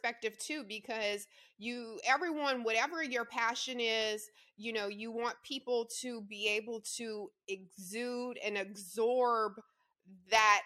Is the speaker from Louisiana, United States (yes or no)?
yes; Louisiana, United States; I grew up in the South too, Louisiana, born and raised